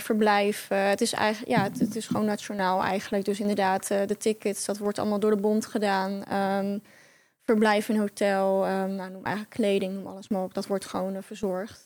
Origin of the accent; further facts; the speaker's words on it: Netherlands; moved away as an adult; also born or lived in Rotterdam; Ik kom uit Oost, oosten